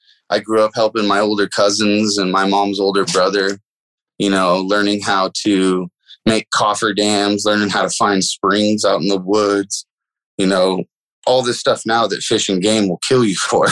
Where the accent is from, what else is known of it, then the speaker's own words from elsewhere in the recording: Willits, California, United States; also born or lived in Fort Bragg, California; I come from Willits, California. That's Mendocino County.